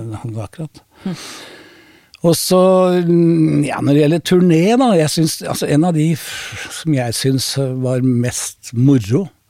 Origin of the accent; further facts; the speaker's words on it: Oslo, Norway; Jeg er oppvokst med Carl Berner.